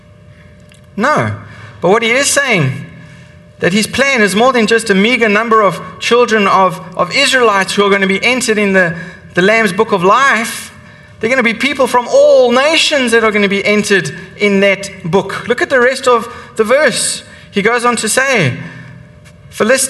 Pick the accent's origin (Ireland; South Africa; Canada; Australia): South Africa; I'm South African. I grew up and I was raised in that apartheid system